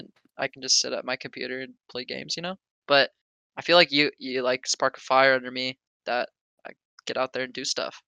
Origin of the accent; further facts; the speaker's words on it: Oregon, United States; I'm from Oregon